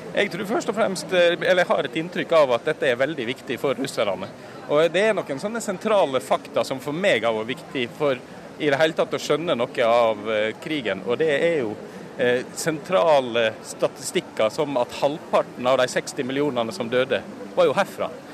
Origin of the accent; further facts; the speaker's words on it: Norway; now in Moscow, Russia; som nordmann